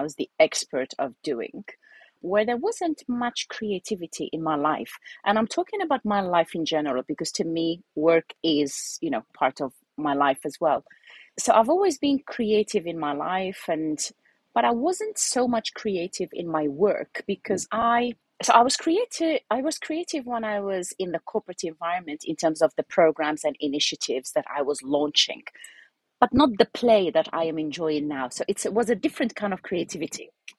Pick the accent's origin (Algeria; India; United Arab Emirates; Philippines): Algeria; also born or lived in United Kingdom; I'm originally Algerian. So I'm Algerian British who has been moving around.